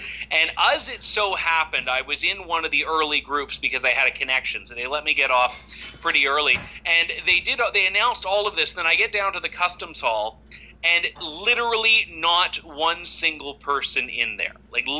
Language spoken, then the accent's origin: English; Canada; this whole thing that you're supposed to have as a Canadian, guaranteed entry into your own country, is increasingly conditional.